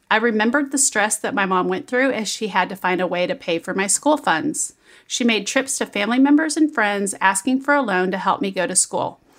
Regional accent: Kansas City, Missouri, United States; When I was young in like grade school, I grew up in Kansas City

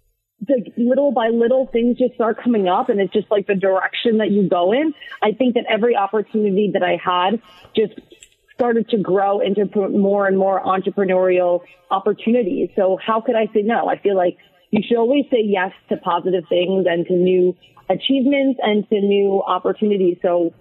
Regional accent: New Jersey, United States; also born or lived in Staten Island; So I was born in Staten Island. We went over the bridge to New Jersey. So I'm basically a Jersey girl, let's be real here.

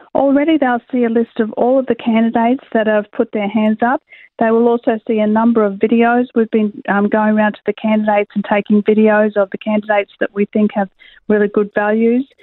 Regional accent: Queensland, Australia; I am a Queenslander myself

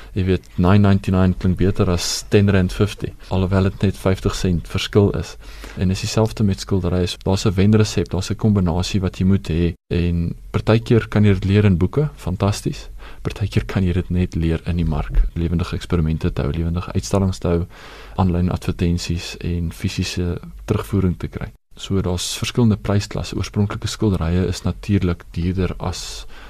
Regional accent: South Africa; Ek is 'n trotse Suid-Afrikaner

